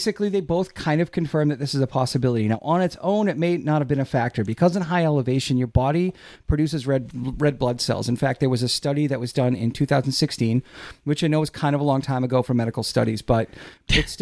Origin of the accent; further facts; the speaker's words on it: Quincy, Massachusetts, United States; We knew each other growing up in Quincy